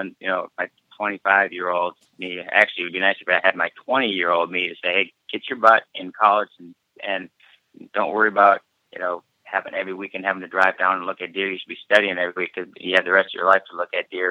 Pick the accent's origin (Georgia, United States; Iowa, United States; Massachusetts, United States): Iowa, United States; we're just rednecks from Iowa